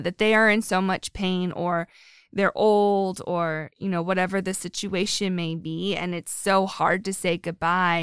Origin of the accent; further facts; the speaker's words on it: Erie, Pennsylvania, United States; I'm from Erie, up by the lake.